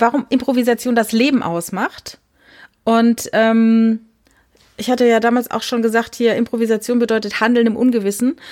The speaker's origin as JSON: {"language": "German", "region": "Saarland", "country": "Germany", "said": "Also ich komme ja aus dem Saarland"}